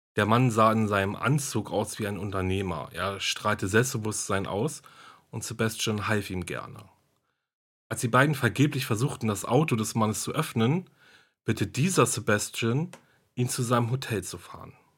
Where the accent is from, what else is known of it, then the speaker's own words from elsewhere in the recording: Germany; hier bei uns in Deutschland